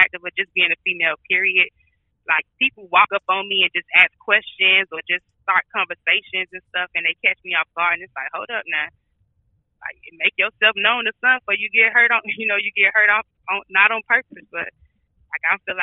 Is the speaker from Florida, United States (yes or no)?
yes; Miami, Florida, United States; I'm from Miami, so we only get two seasons, summer and hurricane. So I wasn't used to snow or none of that.